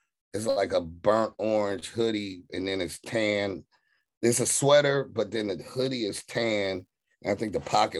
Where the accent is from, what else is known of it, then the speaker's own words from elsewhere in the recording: Carson, California, United States; also born or lived in Watts, Los Angeles; growing up in Carson